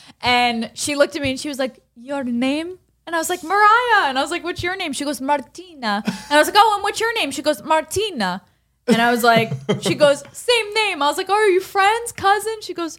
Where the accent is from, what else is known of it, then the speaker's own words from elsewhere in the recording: Allentown, Pennsylvania, United States; I'm from Allentown.